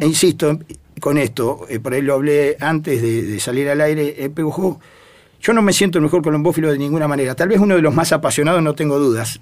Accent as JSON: {"language": "Spanish", "town": "Pehuajó", "region": "Buenos Aires Province", "country": "Argentina", "tie": "born or raised there", "said": "la mensajera de Peguajó, ah. que siempre digo es mi segunda casa, es donde yo nací, ya había palomas en mi casa, así que voy a la institución desde que tengo uso de razón"}